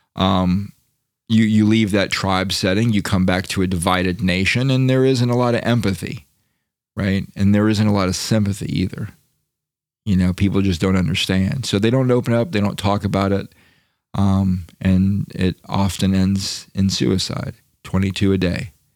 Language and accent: English; Florida, United States; I come from Florida, and, you know, I come from a mixed family